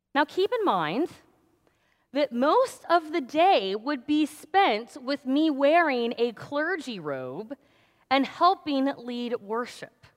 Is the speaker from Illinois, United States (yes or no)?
yes; Danville, Illinois, United States; moved away; I grew up in Danville, which is just down the road from Champaign